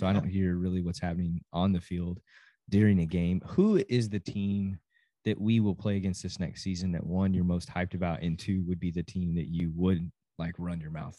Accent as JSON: {"language": "English", "town": "Amarillo", "region": "Texas", "country": "United States", "said": "I'm from Amarillo."}